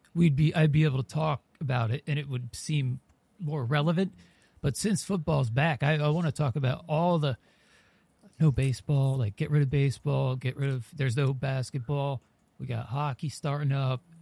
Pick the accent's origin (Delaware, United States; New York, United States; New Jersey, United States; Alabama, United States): New Jersey, United States; Trenton; also born or lived in Philadelphia; I was born in Trenton, New Jersey